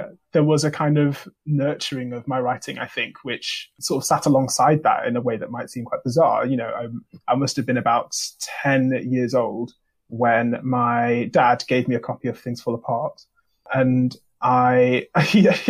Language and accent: English; Manchester, North West England, United Kingdom; moved away as an adult; I've come from Manchester, specifically South Manchester. Like I grew up in Russia. I went to school in Russia, which is a very diverse ethnically part of Manchester